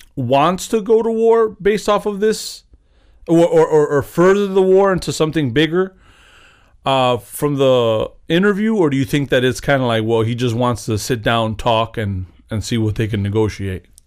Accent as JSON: {"language": "English", "country": "United States", "said": "I'm an American"}